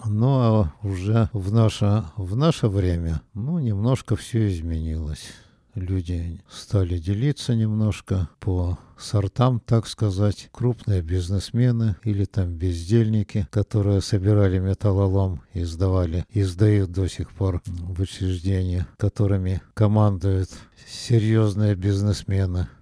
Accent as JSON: {"language": "Russian", "town": "Nizhny Tagil", "region": "Sverdlovsk Oblast", "country": "Russia", "tie": "born or raised there", "said": "Жили мы в землянке в городе Нижнем Тагиле"}